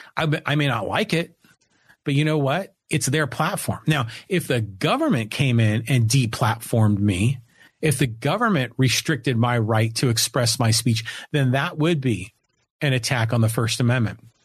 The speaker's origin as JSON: {"language": "English", "town": "Poway", "region": "California", "country": "United States", "tie": "born or raised there", "said": "I'm here in Poway, in my hometown of Poway"}